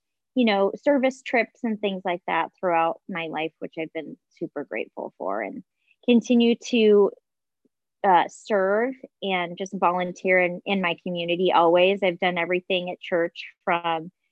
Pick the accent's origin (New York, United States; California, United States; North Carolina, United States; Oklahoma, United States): California, United States; Orange County; also born or lived in Mesa, Arizona; was born in Arizona, in Mesa, Arizona, but grew up primarily in Orange County, California, where I lived from the time I was 11 until I went away to college.